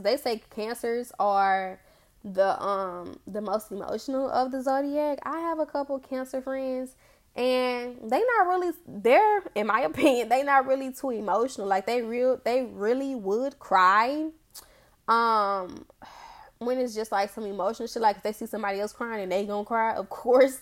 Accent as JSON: {"language": "English", "town": "Memphis", "region": "Tennessee", "country": "United States", "tie": "born or raised there", "said": "I grew up in Orange Mound. I grew up in Orange Mound. But I, I'm not from Tennessee. I'm from Memphis."}